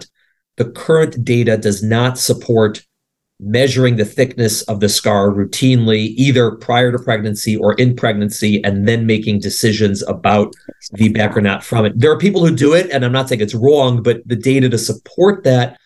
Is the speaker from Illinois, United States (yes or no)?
yes; Chicago, Illinois, United States; moved away; I grew up in Chicago